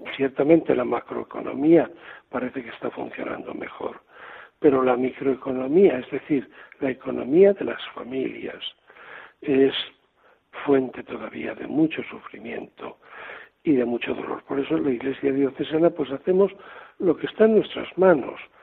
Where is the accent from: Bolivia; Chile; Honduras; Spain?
Spain; Sigüenza, Castilla-La Mancha; moved away as an adult; also born or lived in Toledo / Córdoba; now in Seville, Spain; de mi ciudad natal, de Barbatona, en Sigüenza.